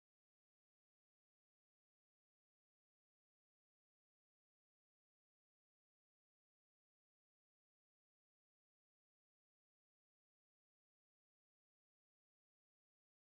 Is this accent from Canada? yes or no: no; Nigeria; moved away as an adult; also born or lived in United Kingdom; we came from the Nigerian, in our local church